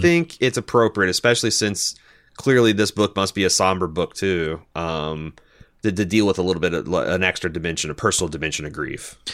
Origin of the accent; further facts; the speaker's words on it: Midwest, United States; we're from the Midwest